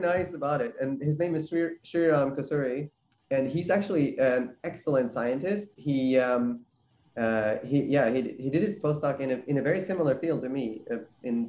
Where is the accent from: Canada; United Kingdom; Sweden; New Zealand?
Sweden; moved away as an adult; also born or lived in New York; now in San Diego, United States; I grew up in Sweden, went to college in Sweden, and then I came to New York for my graduate school for PhD